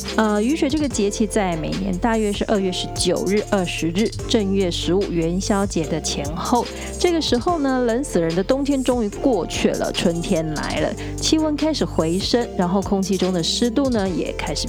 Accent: Tainan, Taiwan; 我的家乡台南盐水元宵节呢，比过年还热闹啊，因为盐水的风炮习俗呢，远近驰名啊

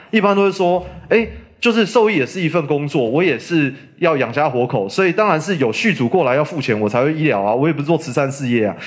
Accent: Taipei, Taiwan; moved away as an adult; now in Yunlin, Taiwan; 我从小在台北长大

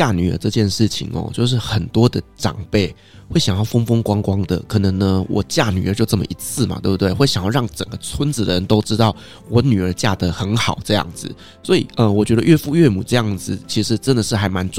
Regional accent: Taiwan; 所以其实，在台湾呢，我们并不是只有台湾的传统文化，我们有来自于世界各国的文化

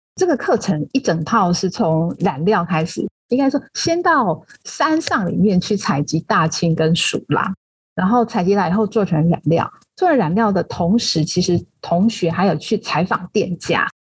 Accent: Taipei, Taiwan; also born or lived in Tainan / Pinglin, New Taipei; 我其实从小是在台北长大，所以一直在都会地区待了很久，包括整个成长的历程、学习的历程，还有工作的历程

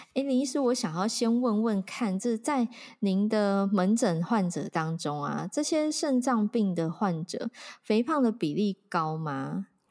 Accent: Taiwan; 我觉得我们台湾人知道我们是洗肾王国

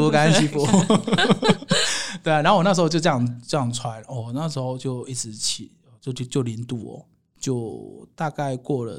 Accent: Taiwan; 我是台湾人

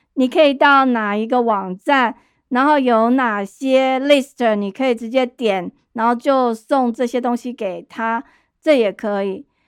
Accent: Taipei, Taiwan; 我是在台北市长大

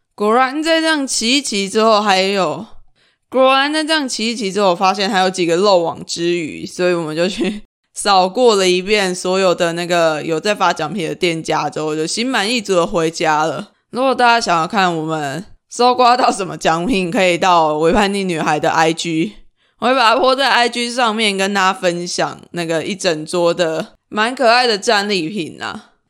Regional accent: Lukang, Changhua County, Taiwan; 我们家就顶饭婆这边，每一年元宵节的时候啊，我们都会有很多人提着灯笼上街

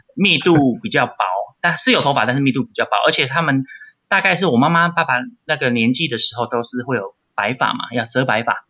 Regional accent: Taipei, Taiwan; 我是台北人

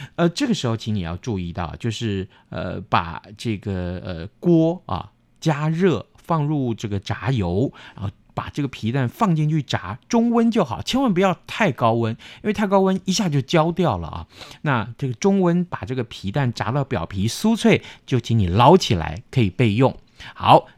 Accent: Tainan, Taiwan; 我们台南人吃韭菜花的时候，把它切成沫儿

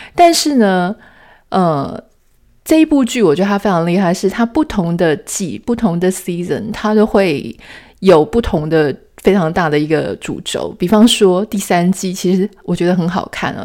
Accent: Taiwan; 台湾，我们是土生土长的，呃，台湾的女性

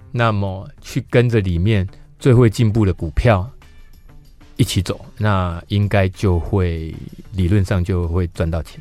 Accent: Yunlin County, Taiwan; 因为我是云林县长大的小孩

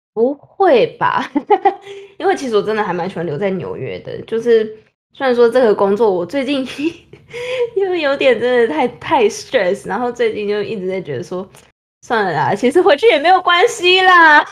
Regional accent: Taiwan; moved away as an adult; now in New York, United States; 我们台湾那边

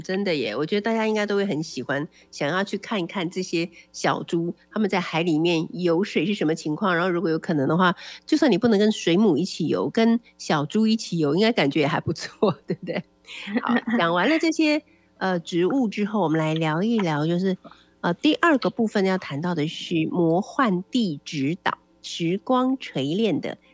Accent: Taiwan; 对我们台湾人来讲比较亲切的地方

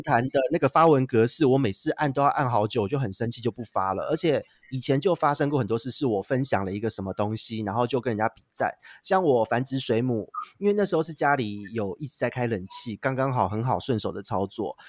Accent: Taipei, Taiwan; also born or lived in Penghu; 我是台北人

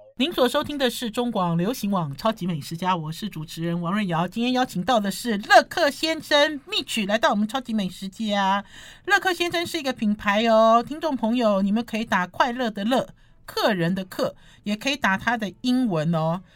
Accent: Taiwan; 我们台湾人

